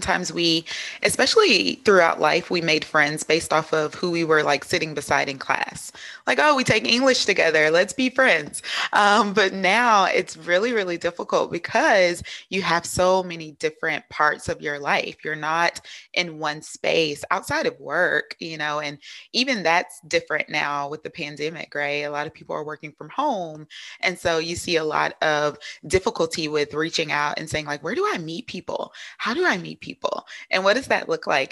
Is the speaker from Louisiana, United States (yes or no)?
yes; Louisiana, United States; accent: Southern twang; also born or lived in Minnesota; now in South Carolina, United States; I'm from Louisiana, so you may hear a little bit of Southern twang in there, but currently living in South Carolina.